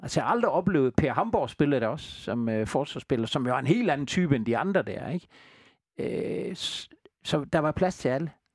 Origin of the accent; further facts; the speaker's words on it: Southern Jutland, Southern Denmark, Denmark; vi er jo Sønderjyder